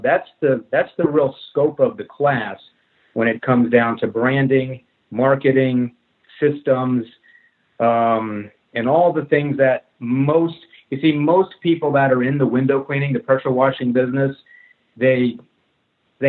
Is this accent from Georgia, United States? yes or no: no; New Jersey, United States; moved away as an adult; now in North Carolina, United States; Originally, I'm from New Jersey